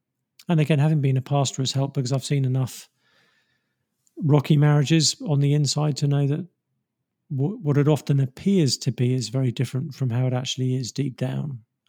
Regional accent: England, United Kingdom; I mean, I'm English, so I love English countryside

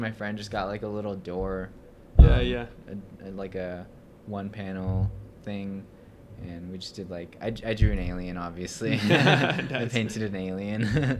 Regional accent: United States; It's weird being Native American

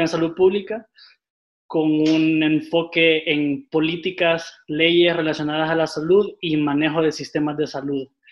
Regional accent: Tegucigalpa, Francisco Morazán, Honduras; yo soy originario aquí de Tegucigalpa

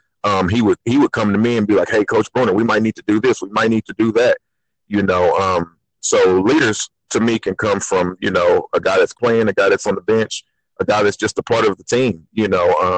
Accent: Sapulpa, Oklahoma, United States; I'm from Sapulpa. I was a part of two state tournament teams. At Sapulpa, played point guard there

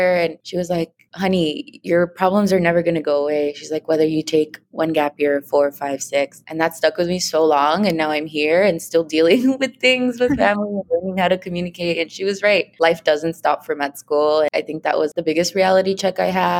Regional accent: Los Angeles, California, United States; Growing up in San Pedro next to the ocean and with the aquarium

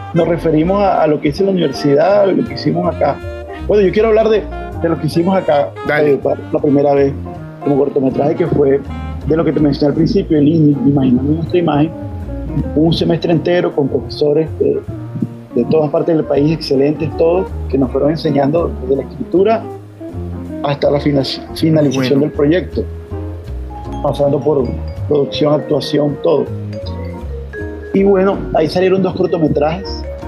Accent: Valledupar, Cesar, Colombia; moved away; also born or lived in Barranquilla / Bogotá; yo soy de Valledupar, eh, aunque soy, me considero hijo adoptivo de Barranquilla.

